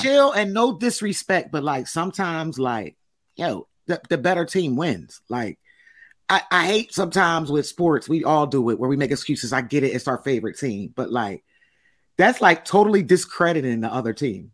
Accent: Philadelphia, Pennsylvania, United States; I'm from Philly

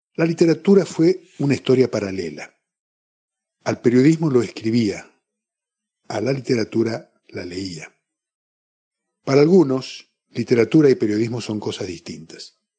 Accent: Resistencia, Chaco, Argentina; moved away as an adult; now in Corrientes, Argentina; Nací en Resistencia, provincia del Chaco, en 1956. Pero desde hace 36 años vivo en la ciudad de Corrientes

